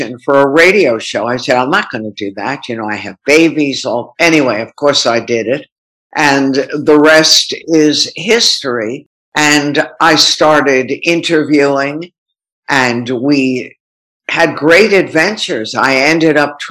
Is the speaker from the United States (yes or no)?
yes; Long Island, New York, United States; I grew up on Long Island